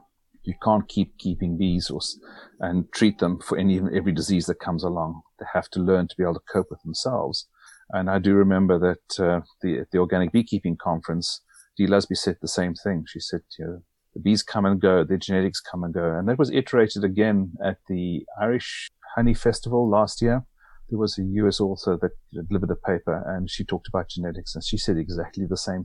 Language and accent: English; South Africa; also born or lived in Texas, United States; now in San Antonio, United States; I'm originally from South Africa, and I moved to the States in 1994, and I moved down to Texas in 2000. And I've been here just outside San Antonio ever since.